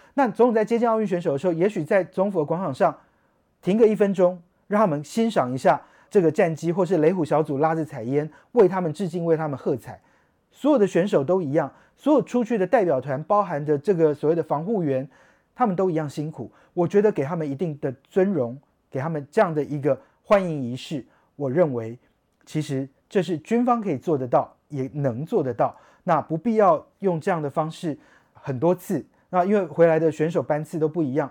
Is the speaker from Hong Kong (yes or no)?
no; Taiwan; 我们台湾人